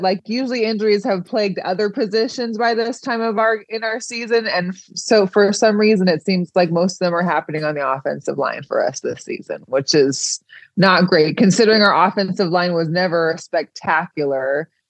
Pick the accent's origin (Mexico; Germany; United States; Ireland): United States; Seattle, Washington; I'm from Seattle